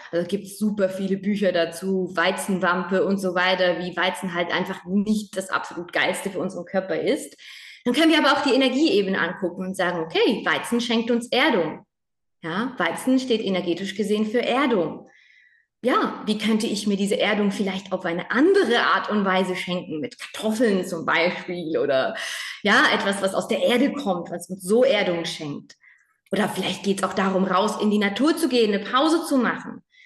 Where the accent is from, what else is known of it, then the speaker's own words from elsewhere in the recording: Spain; moved away; ich bin in Spanien aufgewachsen